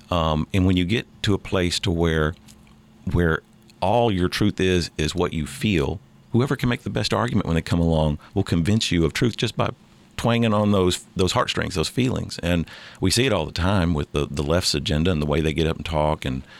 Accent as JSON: {"language": "English", "country": "United States", "said": "And I make no bones about the fact that I'm an American first."}